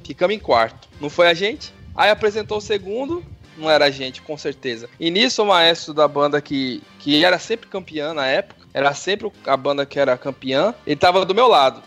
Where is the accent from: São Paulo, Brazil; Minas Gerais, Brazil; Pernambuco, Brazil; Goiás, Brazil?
São Paulo, Brazil; eu, que sou natural de São Paulo